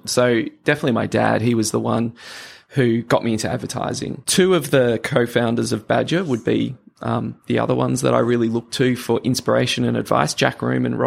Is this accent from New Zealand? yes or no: no; Sydney, New South Wales, Australia; also born or lived in Papua New Guinea; I was born in Papua New Guinea and grew up in Sydney